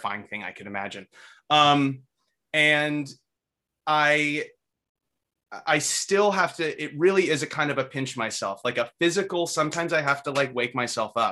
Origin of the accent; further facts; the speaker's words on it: Northern California, United States; I'm from Northern California, right? So I was raised around weed.